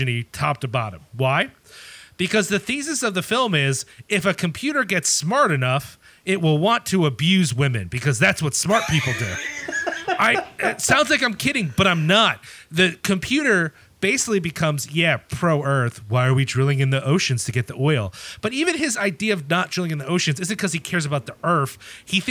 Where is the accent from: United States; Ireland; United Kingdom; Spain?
Ireland; as an Irish person